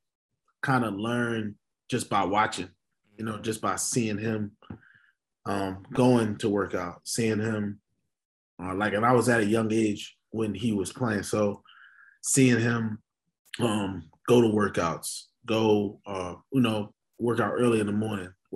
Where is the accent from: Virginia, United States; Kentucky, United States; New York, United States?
New York, United States; New York City; I was born in New York City, raised there, Harlem, New York